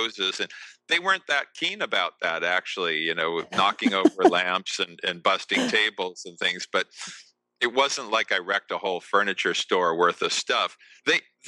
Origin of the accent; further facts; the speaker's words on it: outside of Boston, Massachusetts, United States; I was raised in the States. I was raised right outside of Boston